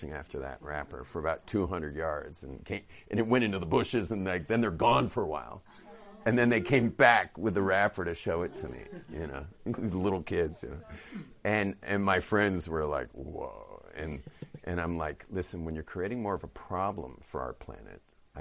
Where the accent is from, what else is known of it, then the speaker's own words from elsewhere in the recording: Los Angeles, California, United States; moved away as an adult; now in Jerusalem, Israel; I was from the northern bay